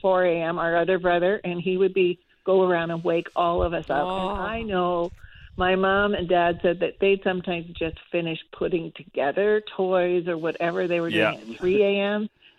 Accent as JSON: {"language": "English", "town": "Calgary", "region": "Alberta", "country": "Canada", "tie": "born or raised there", "also_born_or_lived": "Saskatoon", "said": "I was born in Saskatoon, and then a sister in Regina, sister or brother there. So Jack was born in Calgary, and we spent most of our life growing up in Calgary."}